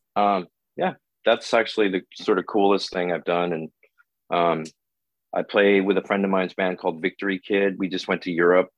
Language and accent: English; Oakland, California, United States; now in Los Angeles, United States; I'm from Oakland